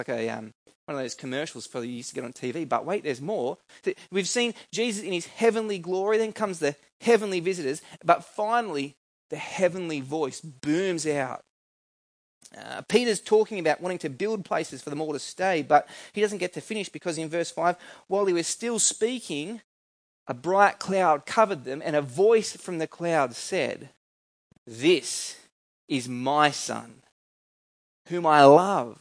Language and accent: English; New South Wales, Australia; Where I grew up in New South Wales